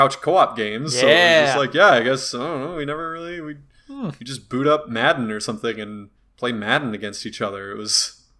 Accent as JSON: {"language": "English", "country": "Turkey", "said": "I'm from Turkey, and yeah, people have to do that in Turkey, and let me tell you, it's not great."}